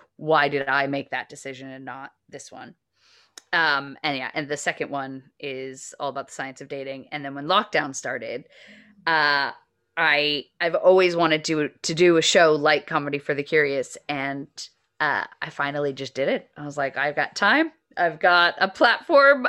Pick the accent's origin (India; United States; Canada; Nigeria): United States; now in United Kingdom; I'm both American and British